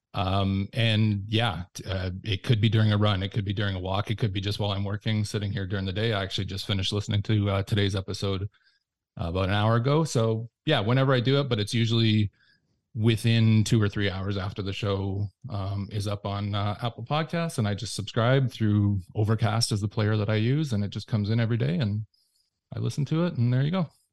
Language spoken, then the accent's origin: English; Windsor, Ontario, Canada; moved away as an adult; also born or lived in Toronto; I moved back to my hometown of Windsor.